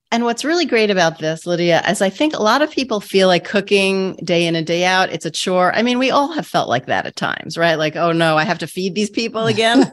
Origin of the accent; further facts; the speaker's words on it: New York City, New York, United States; I grew up in Queens